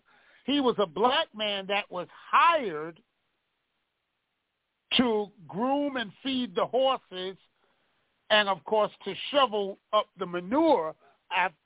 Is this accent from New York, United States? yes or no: yes; New York City, New York, United States; I grew up with Ella in New Mount Zion Baptist Church on Gates Avenue in Brooklyn, New York